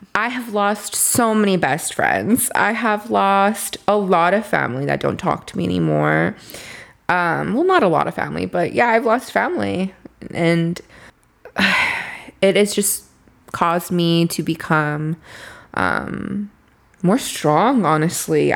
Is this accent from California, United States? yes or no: yes; Los Angeles, California, United States; I grew up in Boyle Heights